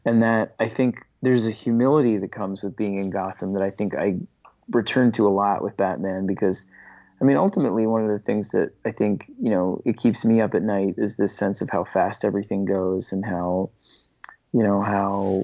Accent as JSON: {"language": "English", "town": "New York City", "region": "New York", "country": "United States", "tie": "born or raised there", "said": "I grew up on the Lower East Side in Manhattan"}